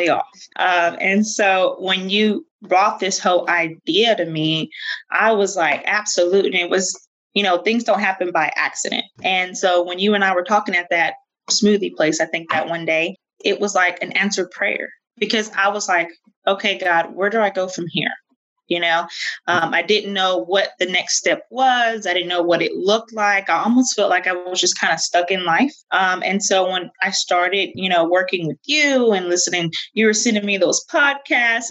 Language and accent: English; Fort Stockton, Texas, United States; moved away; also born or lived in Little Rock, Arkansas; I'm originally from Fort Stockton, Texas. Most people don't know where that is. It's a little bitty dirt town about 60 miles outside of Odessa, Midland area. People usually know where that is, and was raised on a ranch out there